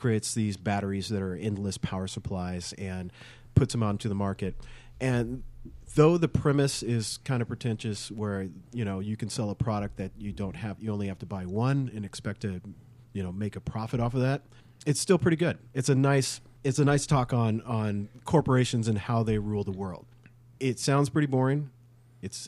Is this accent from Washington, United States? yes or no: yes; Snoqualmie Valley, Washington, United States; I grew up in Snoqualmie Valley